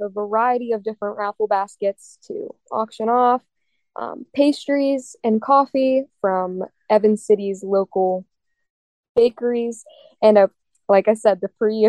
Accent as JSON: {"language": "English", "town": "Zelienople", "region": "Pennsylvania", "country": "United States", "said": "my family, we are from Zillionople."}